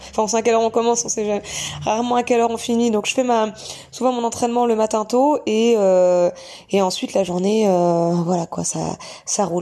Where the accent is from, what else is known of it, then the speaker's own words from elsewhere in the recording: Bayeux, Normandy, France; moved away; also born or lived in Caen; je suis originaire de Normandie, plus précisément de Bayeux, petite commune à côté de Caen